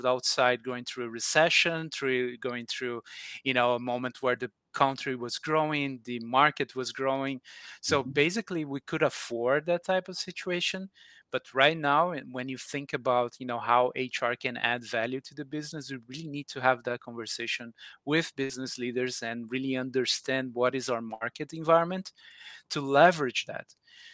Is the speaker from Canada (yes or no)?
no; Brazil; now in Atlanta, United States; I'm from Brazil originally, but now I'm living in Atlanta, USA.